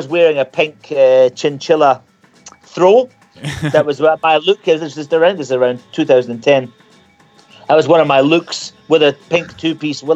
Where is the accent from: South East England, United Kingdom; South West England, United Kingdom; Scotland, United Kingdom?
Scotland, United Kingdom; also born or lived in New Zealand; now in Kent, United Kingdom; as a Scotsman